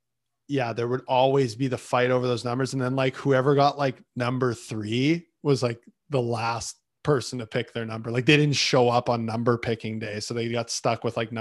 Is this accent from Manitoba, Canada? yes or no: yes; Winnipeg, Manitoba, Canada; I grew up in Winnipeg.